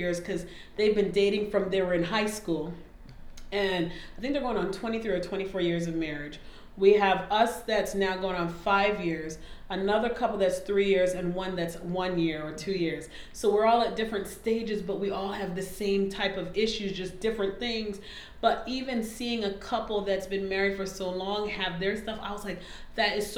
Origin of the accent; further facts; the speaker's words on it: Canada; moved away as an adult; also born or lived in Alabama, United States; now in United States; I'm Canadian, moved here, came to undergrad in Oakwood